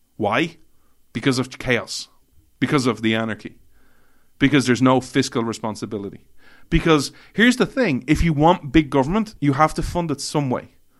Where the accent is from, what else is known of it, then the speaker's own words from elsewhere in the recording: Ireland; I begrudgingly say I'm Irish, but technically I'm European